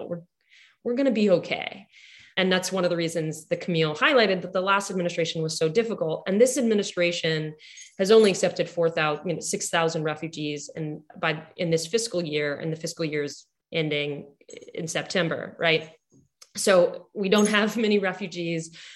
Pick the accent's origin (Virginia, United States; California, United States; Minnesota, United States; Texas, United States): Texas, United States; Houston; I grew up in Houston